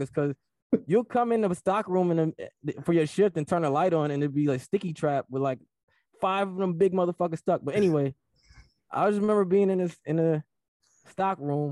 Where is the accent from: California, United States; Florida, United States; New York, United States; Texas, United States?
New York, United States; Rochester; I'm from Rochester